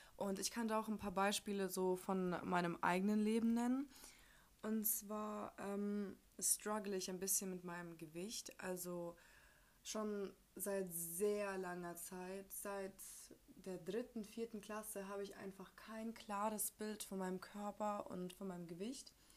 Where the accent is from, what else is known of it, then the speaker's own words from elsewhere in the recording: Ukraine; moved away; Ich komme ja aus der Ukraine